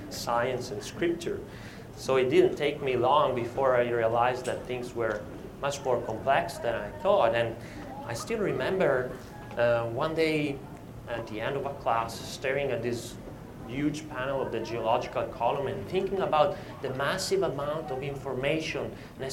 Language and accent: English; Italy; I was born in Italy in 1978